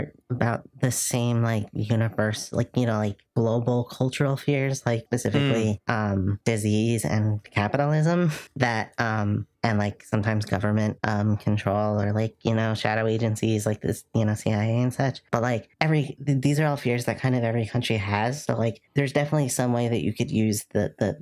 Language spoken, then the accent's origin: English; United States; as an American